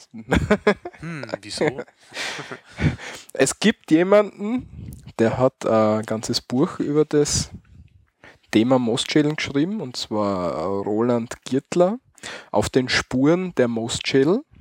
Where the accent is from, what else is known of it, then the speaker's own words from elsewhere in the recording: Styria, Austria; Bei uns in der Steiermark versteht man als Most ähm, eigentlich den Apfelsaft, den vergorenen genau